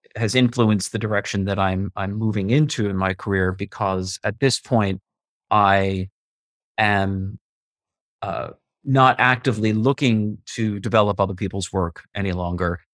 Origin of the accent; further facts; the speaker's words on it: Westfield, New Jersey, United States; also born or lived in Bayonne, New Jersey / Manhattan, New York; now in New York City, United States; I am from Bayonne, New Jersey, but raised in a little town called Westfield, and I live now on the Upper West Side of Manhattan by Lincoln Center